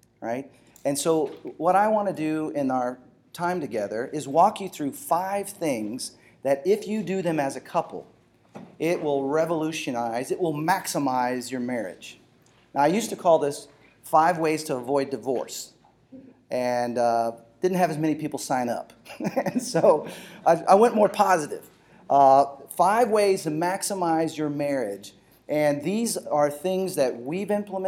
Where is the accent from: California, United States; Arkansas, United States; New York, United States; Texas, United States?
Texas, United States; moved away as an adult; also born or lived in Los Angeles / Seattle; we're from Texas